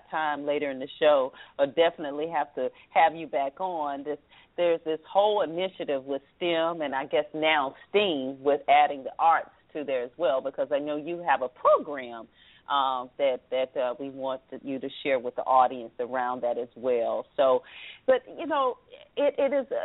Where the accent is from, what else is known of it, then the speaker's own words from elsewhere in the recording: the South, Southern United States, United States; accent: Southern; now in Washington, D.C. area, United States; I'm not from here. Proud of my Southern accent